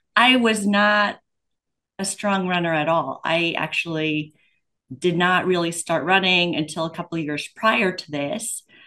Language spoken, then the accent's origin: English; Pennsylvania, United States; I'm from Pennsylvania